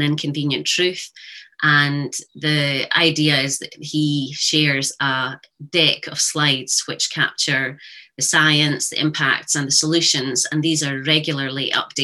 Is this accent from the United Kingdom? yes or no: yes; Highland Perthshire, Scotland, United Kingdom; I was brought up in Highland Perthshire